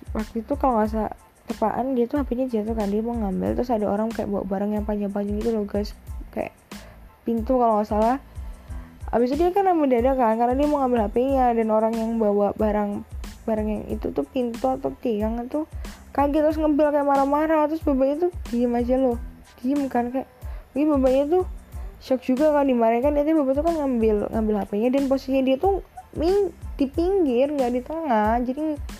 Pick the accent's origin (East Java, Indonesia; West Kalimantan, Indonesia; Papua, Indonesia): East Java, Indonesia; Surabaya; aku anak Surabaya, bisa bahasa Jawa, tapi nggak sekental itu.